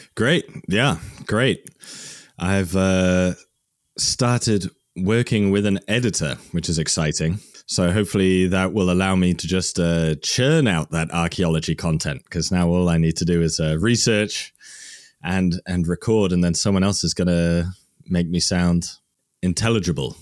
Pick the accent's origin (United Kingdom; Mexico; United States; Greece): United Kingdom; Worcester, West Midlands; I'm from Worcester, England